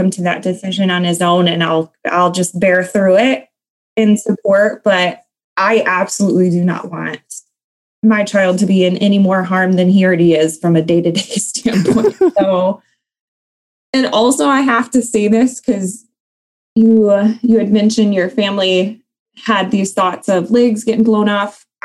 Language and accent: English; Ludington, Michigan, United States; also born or lived in North Carolina; Um, so I'm from Michigan. Um, I'm actually an Army brat, so I can't say born and raised in Michigan. I was actually born in North Carolina, uh, but I hail from a smaller city um, called Ludington